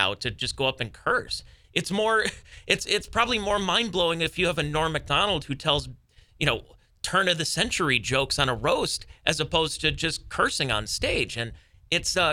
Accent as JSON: {"language": "English", "town": "Cleveland", "region": "Ohio", "country": "United States", "said": "I am being from Cleveland"}